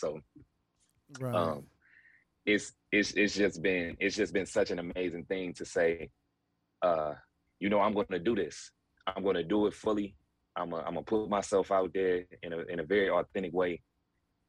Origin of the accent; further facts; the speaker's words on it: Georgia, United States; also born or lived in Mansfield, Ohio; I grew up in Georgia. You know, this is definitely like home for me. I was born in Ohio, Mansfield, Ohio, to be exact